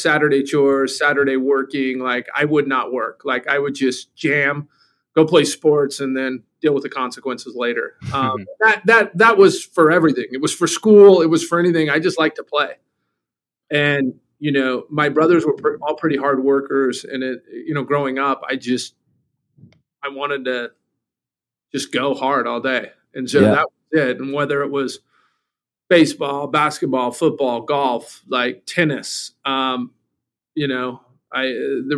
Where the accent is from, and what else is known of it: Provo, Utah, United States; born or raised there; also born or lived in Eugene, Oregon / Seoul / Mexico City